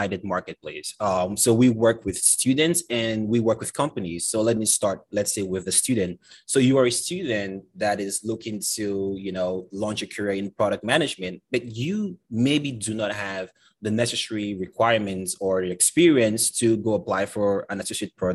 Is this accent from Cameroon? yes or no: yes; Cameroon; moved away as an adult; now in United States; I'm originally from Cameroon, Central Africa, came to the States about 8 years ago